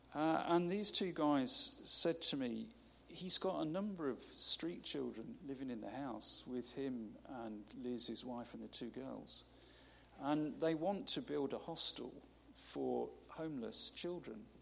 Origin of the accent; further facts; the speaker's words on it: United Kingdom; we're so British